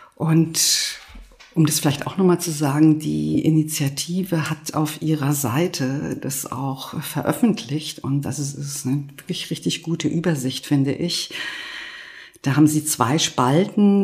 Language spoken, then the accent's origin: German; Berlin, Germany; Das würde ich auch nicht schlecht finden als Berlinerin